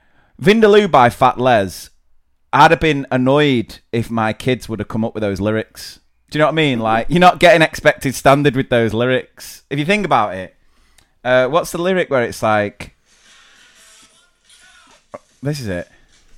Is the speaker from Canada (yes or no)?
no; England, United Kingdom; We're from England.